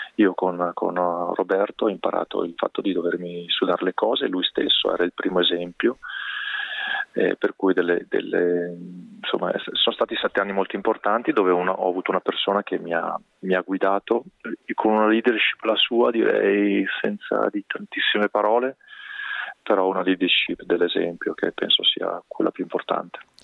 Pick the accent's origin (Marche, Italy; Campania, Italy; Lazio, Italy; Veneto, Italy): Veneto, Italy; Castelfranco Veneto; la Picastel Franco, la società del, del video del mio paese dove sono nato